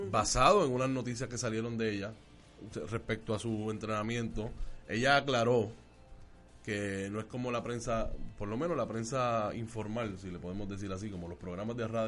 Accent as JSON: {"language": "Spanish", "town": "Vega Baja", "country": "Puerto Rico", "said": "Nosotros somos de Vega Baja. Así es que estamos cerca"}